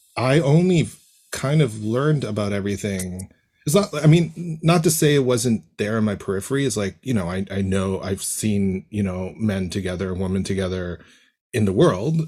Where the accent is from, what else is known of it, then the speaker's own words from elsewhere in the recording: Toronto, Ontario, Canada; born and raised in Toronto